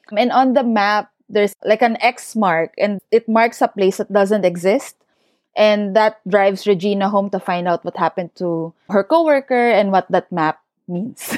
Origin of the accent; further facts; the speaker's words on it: Central Luzon, Philippines; moved away as an adult; also born or lived in Sydney, Australia; I was born and raised in Bulacan in the Philippines